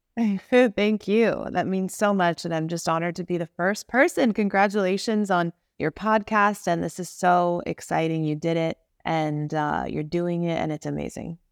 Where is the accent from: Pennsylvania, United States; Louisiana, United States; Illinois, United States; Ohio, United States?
Illinois, United States; suburbs of Chicago; now in Los Angeles, United States; I grew up in the Midwest suburbs of Chicago